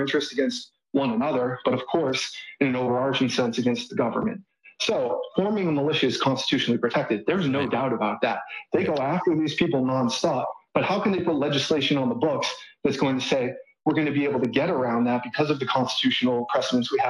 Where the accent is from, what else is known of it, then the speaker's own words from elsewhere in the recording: Boston, Massachusetts, United States; moved away as an adult; now in Austin, United States; I'm from the Northeast. I'm from the Boston area